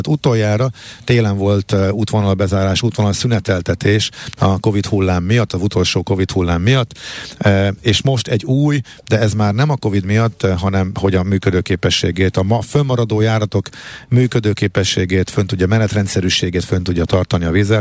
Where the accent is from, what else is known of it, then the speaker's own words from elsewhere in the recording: Hungary; magyarok vagyunk